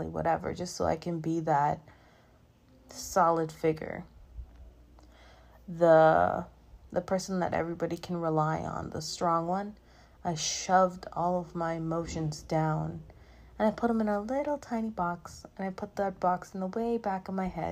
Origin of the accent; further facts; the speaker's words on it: Bahamas; moved away as an adult; now in Orlando, United States; growing up in the Bahamas in particular, where mental health isn't really talked about